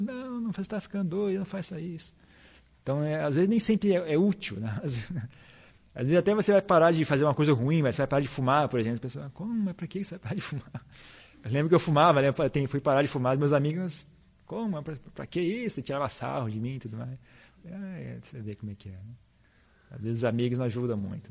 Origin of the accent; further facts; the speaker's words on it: Brazil; a gente é brasileiro